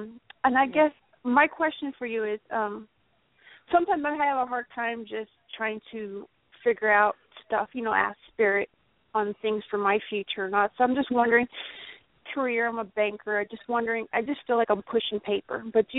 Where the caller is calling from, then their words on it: Kansas, United States; I'm calling from Kansas, and my birthday is March 16th.